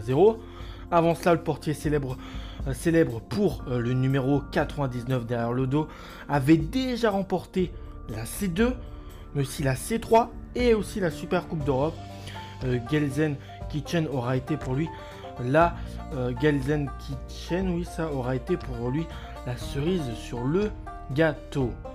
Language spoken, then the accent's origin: French; France; en tant que Français